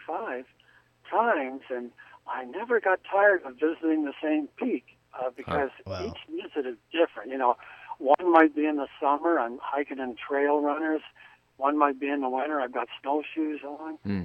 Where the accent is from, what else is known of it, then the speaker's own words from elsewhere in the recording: Oshawa, Ontario, Canada; moved away as an adult; also born or lived in Hollywood, United States; now in Lancaster, United States; When I was a kid, and back in Oshawa, my family lived outside the city limits on a dirt road